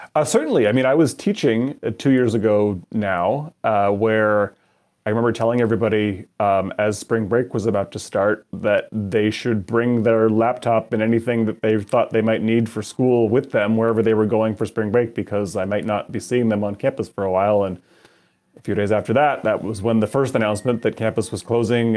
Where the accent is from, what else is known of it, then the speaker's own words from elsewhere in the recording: Canada; moved away as an adult; now in Madison, United States; I grew up in Canada and um, immigrated to the United States a number of years ago.